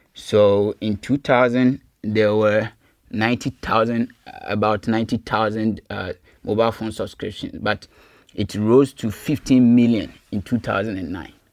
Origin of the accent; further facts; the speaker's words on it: Kumasi, Ashanti, Ghana; moved away as an adult; also born or lived in Cape Coast, Ghana; now in Germany; I grew up in Kumasi in the Ashanti region of Ghana